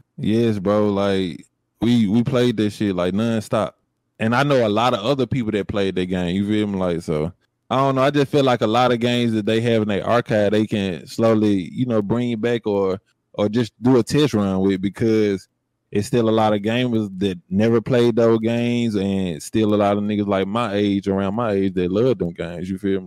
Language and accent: English; Jackson, Mississippi, United States; growing up in the hood, I'm from I'm from Jackson, Mississippi.